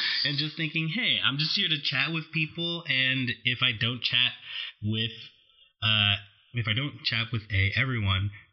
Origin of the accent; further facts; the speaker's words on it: New York, United States; now in Los Angeles, United States; I'm from New York